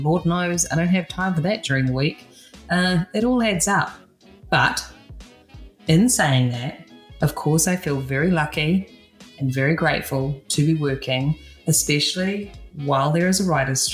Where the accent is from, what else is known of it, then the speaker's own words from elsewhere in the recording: New Zealand; now in Los Angeles, United States; I'm a hairstylist from New Zealand based in LA.